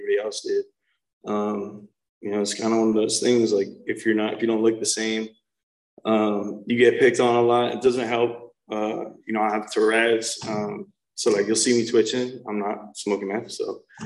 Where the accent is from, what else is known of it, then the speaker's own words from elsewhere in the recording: New Jersey, United States; I'm from New Jersey, North Jersey, so like real Jersey, New York City area